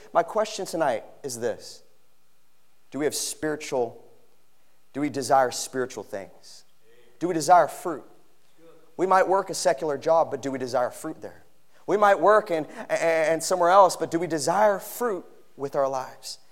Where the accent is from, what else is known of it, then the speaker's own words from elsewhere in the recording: Philippines; moved away; growing up in the Philippines